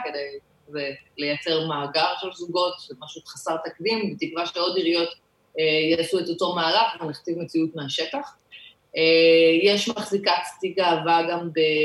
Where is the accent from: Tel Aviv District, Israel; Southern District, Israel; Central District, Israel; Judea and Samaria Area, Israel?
Southern District, Israel; Ashdod; moved away; אני גדלתי באשדוד